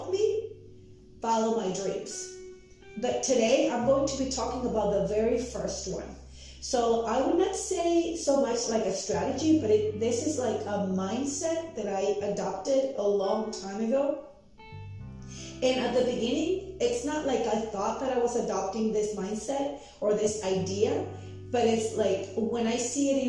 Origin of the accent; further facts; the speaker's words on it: Tijuana, Baja California, Mexico; English is a second language; moved away as an adult; also born or lived in Mexico City; I was born in Mexico City, and when I was very little, my parents moved us to Tijuana, Mexico, where I grew up.